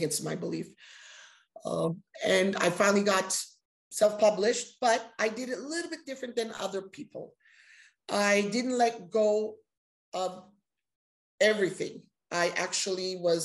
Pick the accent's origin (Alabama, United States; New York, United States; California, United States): California, United States; Los Angeles; I was raised here in Los Angeles, and I'm very happy that I was raised here